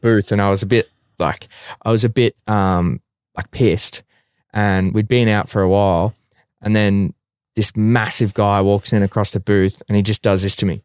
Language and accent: English; Melbourne, Victoria, Australia; my hometown and Melbourne as a city